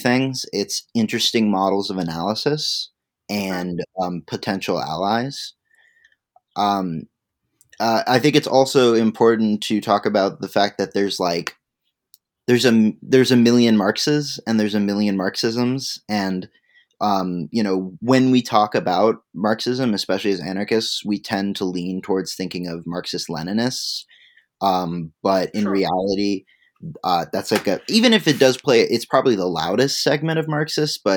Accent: Midwest, United States; moved away; I'm originally from the Midwest, not very far from where some of Josiah Warren's experimental communities were. And so I grew up sort of hearing a little bit about those things.

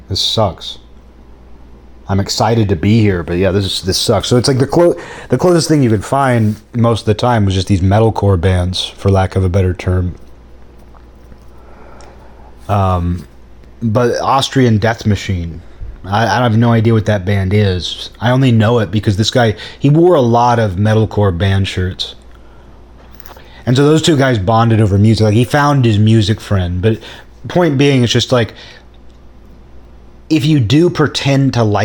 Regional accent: Seattle, Washington, United States; growing up in Seattle, there were no actual metal bands around.

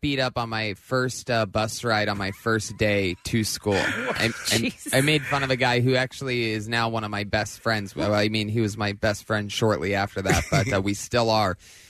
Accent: Youngstown, Ohio, United States; moved away as an adult; now in Los Angeles, United States; I'm originally from Youngstown, Ohio, but I've lived in Los Angeles for the last, like, 13 years.

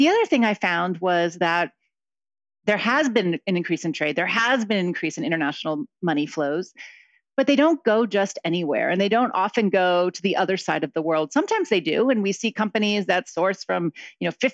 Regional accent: Akron, Ohio, United States; moved away; also born or lived in Mexico; I grew up in Akron, Ohio, so in the Midwest

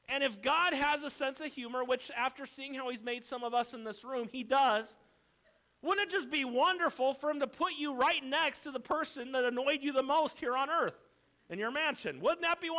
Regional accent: United States; I'm an American through and through.

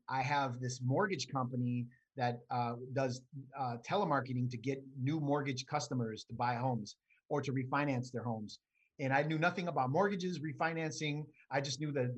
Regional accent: Milwaukee, Wisconsin, United States; I was born and raised in Milwaukee, Wisconsin, on the south side of Milwaukee

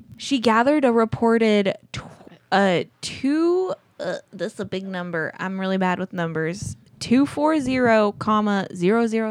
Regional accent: Azusa, California, United States; I grew up in Azusa, California

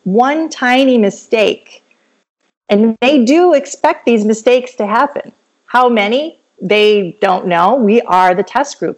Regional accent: Michigan, United States; moved away as an adult; also born or lived in Kansas City, Missouri / Florida; now in Georgia, United States; I'm originally from Michigan

